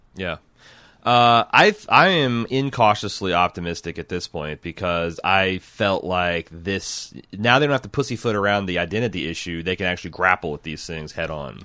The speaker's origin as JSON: {"language": "English", "region": "Indiana", "country": "United States", "tie": "born or raised there", "said": "growing up in Indiana"}